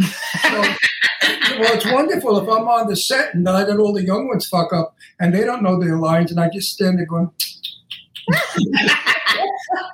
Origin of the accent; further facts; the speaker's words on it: New York City, New York, United States; I'm from Brooklyn and I grew up with the mafia